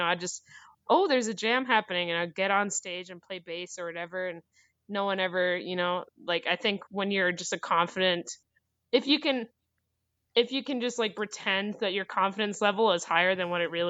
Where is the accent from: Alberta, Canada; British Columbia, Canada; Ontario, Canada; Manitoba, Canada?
British Columbia, Canada; Port Hardy; moved away as an adult; also born or lived in North Vancouver / Squamish; now in Whitehorse, Canada; I'm originally from Vancouver. Born in North Vancouver and spent a majority of my years between Squamish and Port Hardy, Vancouver Island.